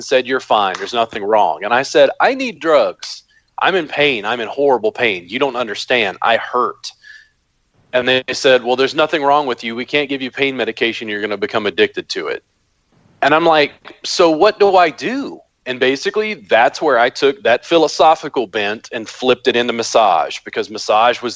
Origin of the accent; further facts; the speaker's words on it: Baton Rouge, Louisiana, United States; I grew up in Baton Rouge, Louisiana